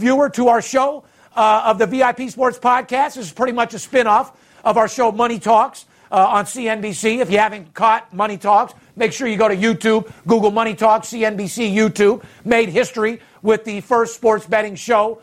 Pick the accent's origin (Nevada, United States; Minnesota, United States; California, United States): Nevada, United States; Las Vegas; I'm third generation, born and raised in Las Vegas.